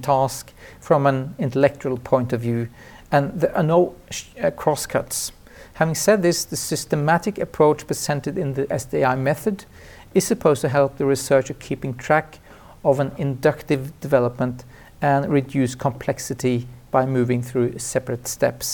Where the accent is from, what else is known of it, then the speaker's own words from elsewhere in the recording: Trondheim, Trøndelag, Norway; my sociology clinic in my hometown, Trondheim